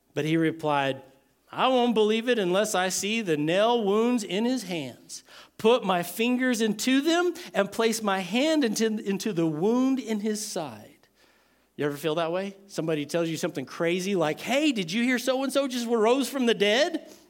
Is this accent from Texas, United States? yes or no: yes; Texas, United States; I'm from Texas.